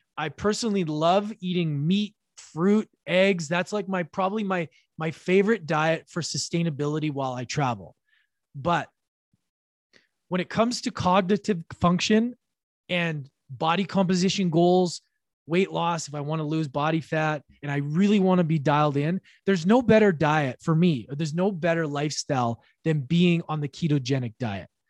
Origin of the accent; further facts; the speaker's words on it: Edmonton, Alberta, Canada; now in British Columbia, Canada; Currently, in my hometown of Edmonton, Alberta, Canada, I've been here for about a week and a half